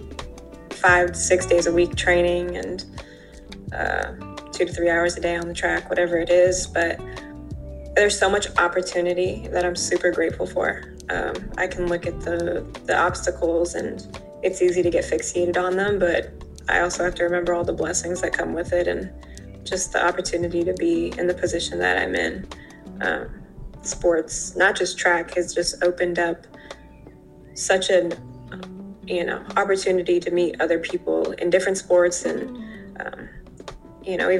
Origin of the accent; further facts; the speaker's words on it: New Brunswick, New Jersey, United States; now in Los Angeles, United States; Jersey is home and grew up there most of my life